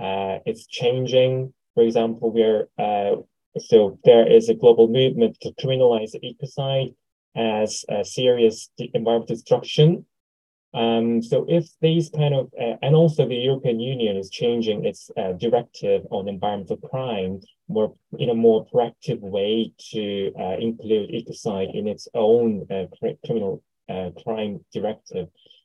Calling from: South Korea; English is a second language; I'm speaking from South Korea.

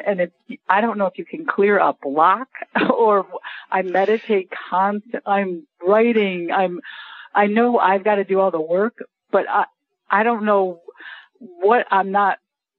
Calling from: Jacksonville, Florida, United States; Outside of Jacksonville.

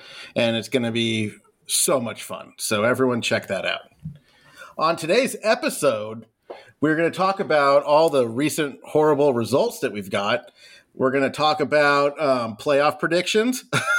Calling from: West Linn, Oregon, United States; I am back from a two-episode hiatus, and I am coming from West Lynn, Oregon, in the Pacific Northwest.

